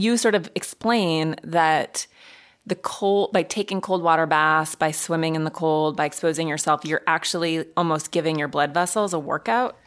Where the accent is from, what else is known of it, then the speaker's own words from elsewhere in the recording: Montana, United States; I grew up in Montana in the cold